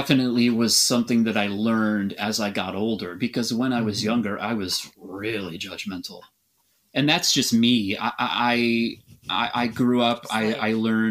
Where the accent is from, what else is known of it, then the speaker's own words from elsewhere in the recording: Aberdeen, Washington, United States; Yes, yeah, definitely. Right. I'm absolutely from Aberdeen.